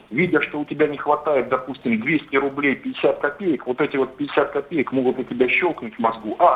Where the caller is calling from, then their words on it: Stavropol, Stavropol Krai, Russia; Я из Ставрополя, да.